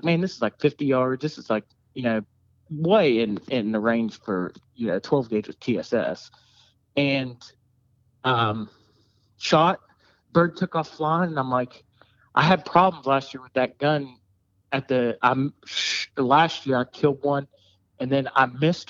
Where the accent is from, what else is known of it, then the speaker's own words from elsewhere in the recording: Salem, United States; I'm from Salem